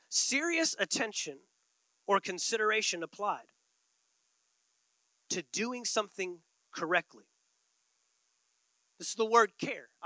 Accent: Texas, United States; moved away; I grew up in Texas

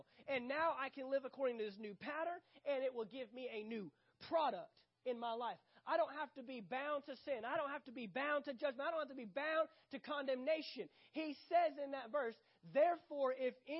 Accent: United States; I'm American, United States of that's where I was born

